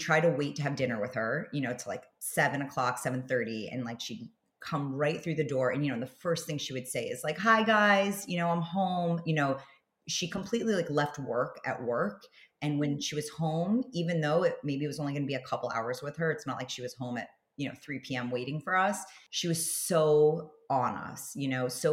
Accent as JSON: {"language": "English", "town": "New York City", "region": "New York", "country": "United States", "tie": "born or raised there", "also_born_or_lived": "Los Angeles", "moved": "as an adult", "said": "I grew up in New York City on the Upper West Side"}